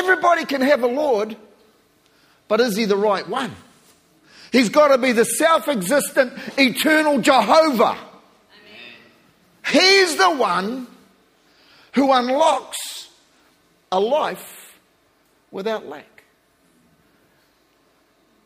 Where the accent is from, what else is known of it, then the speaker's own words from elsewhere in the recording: New Zealand; I'm a Kiwi